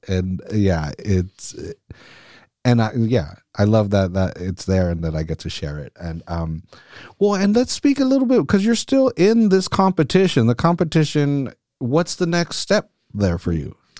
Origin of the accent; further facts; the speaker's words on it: Salinas, California, United States; I'm born and raised in Salinas as well.